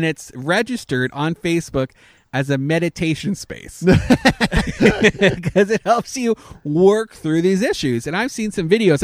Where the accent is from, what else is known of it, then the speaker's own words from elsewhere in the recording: Canada; I am a Canadian, so I can say ping